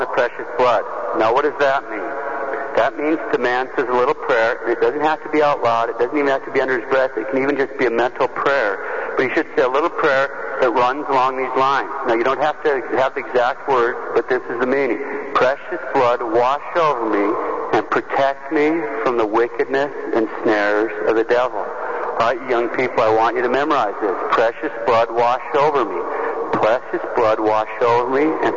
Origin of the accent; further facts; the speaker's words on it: Montana, United States; I'm from Montana